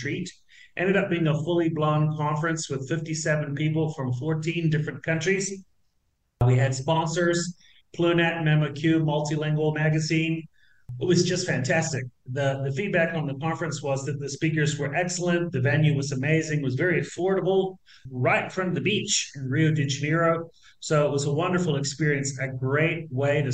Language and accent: English; New Zealand; moved away as an adult; now in Argentina; I'm originally from New Zealand, believe it or not. I've been living, citizen of the world, I've been living in Argentina for like 27 years